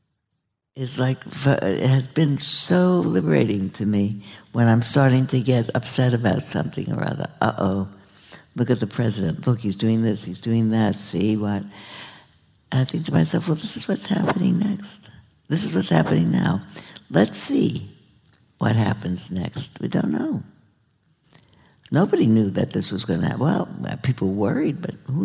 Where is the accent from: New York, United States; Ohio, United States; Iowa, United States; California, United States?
New York, United States; moved away; I grew up in New York